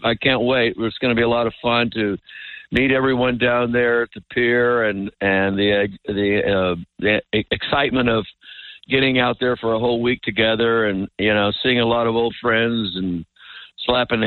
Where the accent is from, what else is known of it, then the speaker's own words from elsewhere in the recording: Texas, United States; little white boy in Texas at the age of 12 or 13